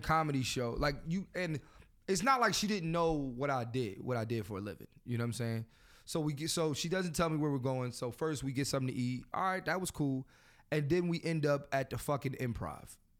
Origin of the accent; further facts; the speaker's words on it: Philadelphia, Pennsylvania, United States; I'm from Philly